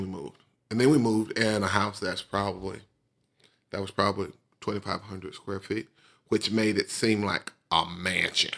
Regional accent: Bessemer, Alabama, United States; we finished up in my hometown where I grew up

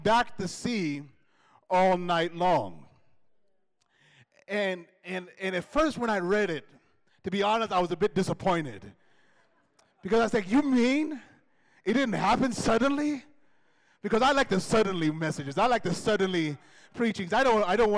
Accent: United States; moved away; growing up in the States

